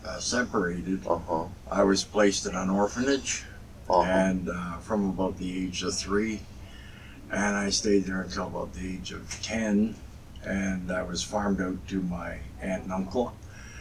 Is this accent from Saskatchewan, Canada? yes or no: no; Toronto, Ontario, Canada; I was born in Toronto in 1950